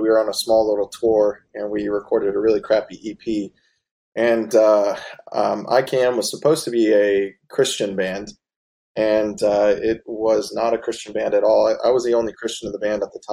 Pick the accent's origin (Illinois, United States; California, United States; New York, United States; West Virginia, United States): West Virginia, United States; we're from West Virginia